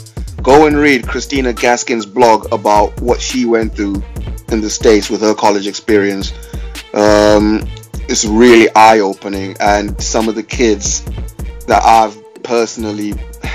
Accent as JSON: {"language": "English", "town": "Manchester", "region": "North West England", "country": "United Kingdom", "also_born_or_lived": "Cardiff", "said": "I'm from Manny"}